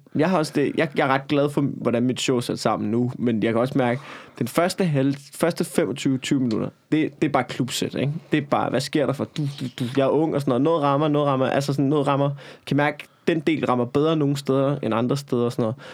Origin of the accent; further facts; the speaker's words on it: Copenhagen, Capital Region of Denmark, Denmark; jeg er fucking københavner